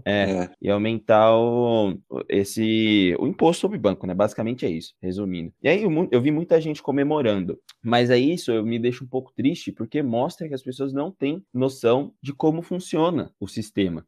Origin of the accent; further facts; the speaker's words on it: Brazil; eu sou brasileiro